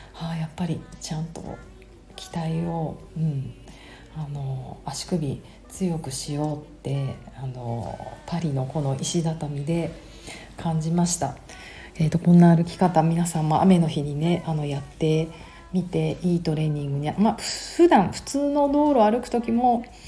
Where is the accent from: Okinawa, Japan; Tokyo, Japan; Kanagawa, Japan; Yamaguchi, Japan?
Tokyo, Japan; 私東京生まれ、東京育ちなので、シティガール